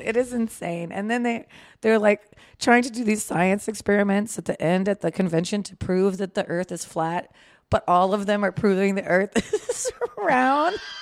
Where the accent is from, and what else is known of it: Manassas, Virginia, United States; born or raised there